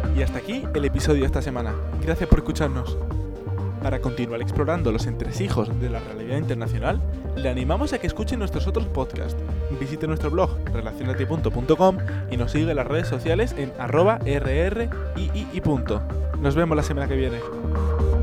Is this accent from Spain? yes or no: yes; Spain; moved away as an adult; now in Brussels, Belgium